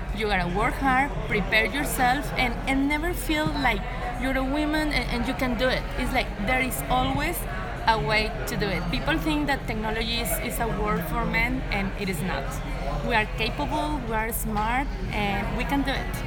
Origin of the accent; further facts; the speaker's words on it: Tampico, Tamaulipas, Mexico; now in Monterrey, Mexico; I'm not from Monterrey, I'm from Tampico, mm-hmm. a small town nearby the beach in the Gulf of Mexico.